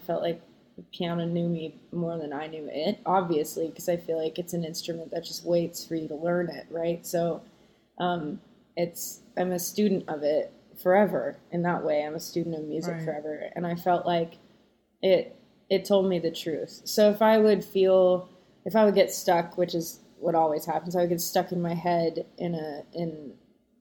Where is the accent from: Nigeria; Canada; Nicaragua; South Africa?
Canada; south of Winnipeg, Manitoba; moved away; also born or lived in Los Angeles; I was born in Winnipeg.